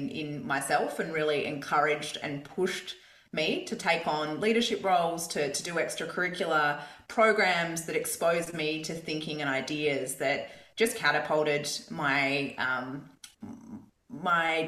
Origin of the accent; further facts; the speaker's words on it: Perth, Western Australia, Australia; Perth, where I grew up in Scarborough